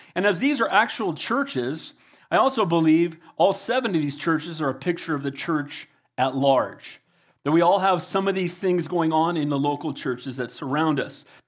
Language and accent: English; United States; I'm blessed to be an American